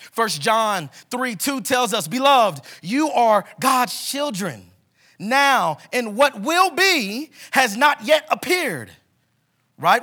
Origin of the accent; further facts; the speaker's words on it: Kansas City, Missouri, United States; moved away as an adult; now in Denver, United States; we are from Kansas City, Missouri